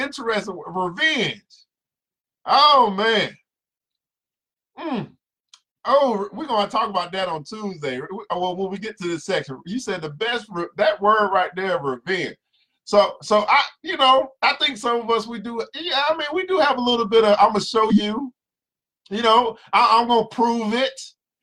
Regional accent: the South, United States; I'm from the South

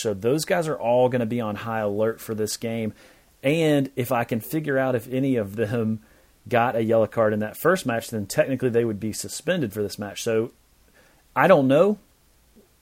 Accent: Knoxville, Tennessee, United States; moved away; Knoxville, Tennessee, my hometown

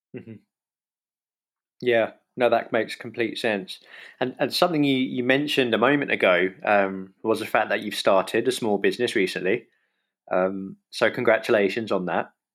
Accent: London, United Kingdom; I have got a simpler upbringing, I guess, in that I've always been in London

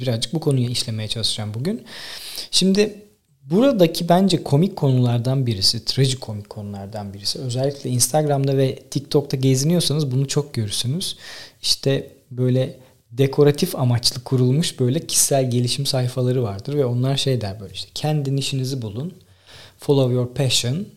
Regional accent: Tekirdağ, Turkey; Benim babam gözlükçü. Ben 1,5-2 yaşından beri esnaf çocuğuyum. Dükkanda büyüdüm. Tekirdağ'daki bütün esnafı tanırım.

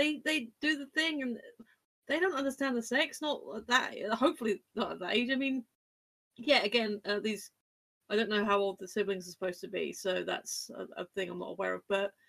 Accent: United Kingdom; No, I'm British.

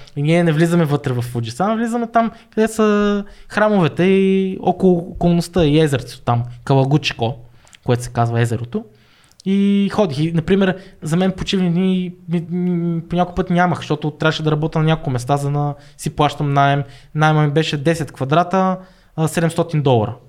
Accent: Bulgaria; moved away; also born or lived in Niigata, Japan / Birmingham, United Kingdom; Аз идвам нали, от България и ние учиме повече английски

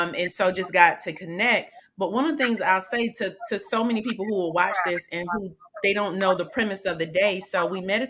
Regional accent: Atlanta, Georgia, United States; I grew up in Atlanta from elementary all the way

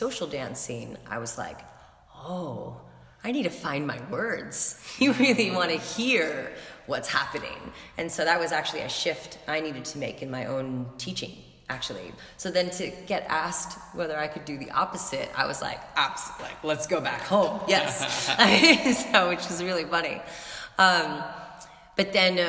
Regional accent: San Francisco, California, United States; moved away as an adult; now in New York, United States; I'm originally from San Francisco, but now I've been in New York for about 12 years

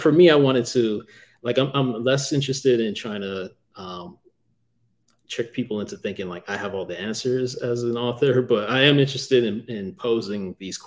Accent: Florida, United States; moved away; I grew up in Florida, and I always have to watch myself for crapping on Florida too much because I am from there

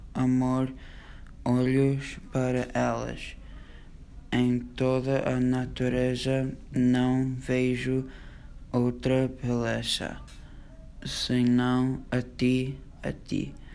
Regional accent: New York, United States; tenho 13 anos e sou de Nova York, dos Estados Unidos

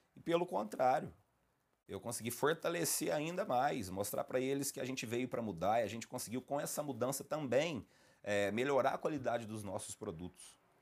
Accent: Lavras, Minas Gerais, Brazil; Sou aqui da cidade de Lavras mesmo

